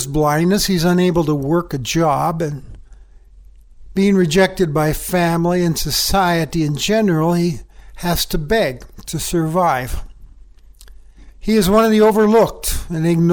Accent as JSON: {"language": "English", "town": "Livingston", "region": "Montana", "country": "United States", "tie": "born or raised there", "said": "my hometown of Livingston, Montana"}